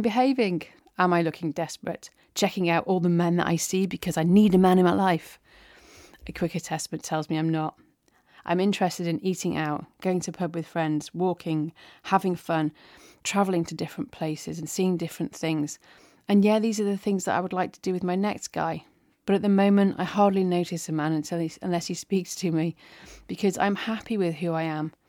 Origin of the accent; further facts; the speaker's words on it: England, United Kingdom; I'm English